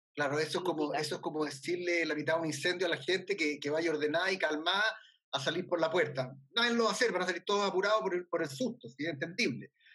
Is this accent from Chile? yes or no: yes; Chile